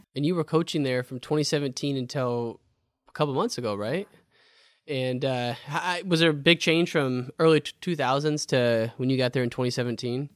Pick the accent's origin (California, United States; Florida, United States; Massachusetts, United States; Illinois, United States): Illinois, United States; growing up in Illinois